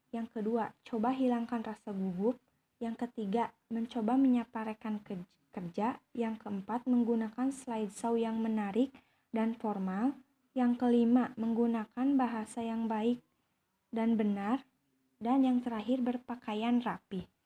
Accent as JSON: {"language": "Indonesian", "town": "Ciamis", "region": "West Java", "country": "Indonesia", "tie": "born there", "said": "saya lahir di Ciamis tanggal 4 April tahun 2003."}